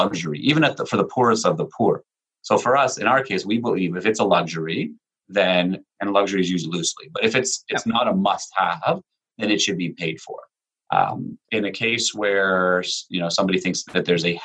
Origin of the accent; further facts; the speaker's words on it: Canada; also born or lived in Israel; I was born in Israel. My parents are former Soviet Union, you know, mixed between Latvia and Ukraine. They came to Canada in 1980, a little bit after I was born